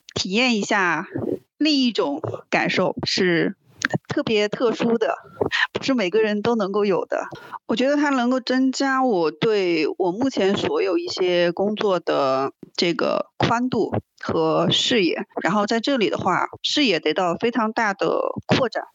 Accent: China; 我来自中国

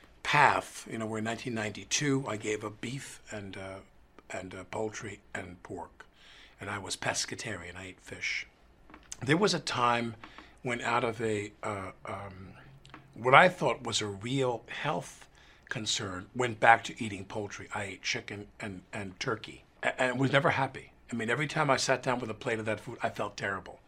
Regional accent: New York, United States; I grew up in New York where you turned on, I still drink New York City tap water

